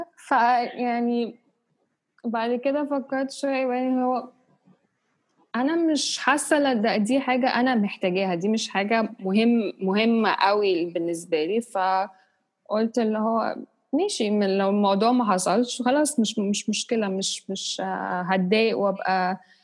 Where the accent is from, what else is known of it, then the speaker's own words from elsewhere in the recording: Egypt; وأنا مصرية، بس عندي عرق إنجليزي